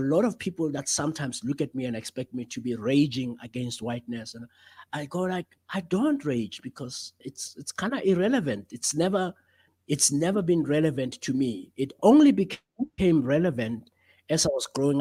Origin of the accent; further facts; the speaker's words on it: South Africa; as a black African male growing up in South Africa of the 1990s